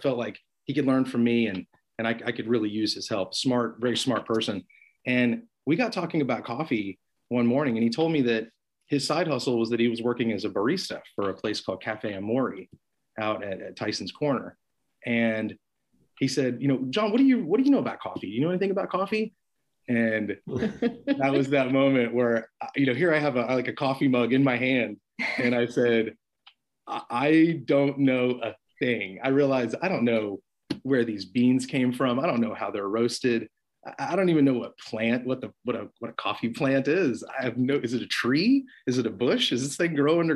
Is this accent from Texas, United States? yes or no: yes; Austin, Texas, United States; now in Arlington, United States; I grew up in Austin, Texas